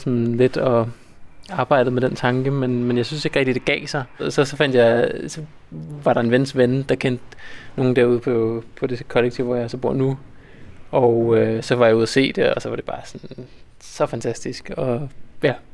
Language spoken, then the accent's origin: Danish; North Zealand, Capital Region of Denmark, Denmark; moved away as an adult; also born or lived in Copenhagen; now in Svendborg, Denmark; jeg havde boet i København i 10 år, og er sådan lidt for rundt omkring Nordsjælland